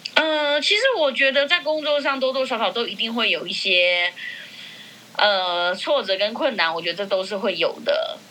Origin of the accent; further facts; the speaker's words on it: Burma Street, New Taipei, Taiwan; 因为我从小在缅甸街上长大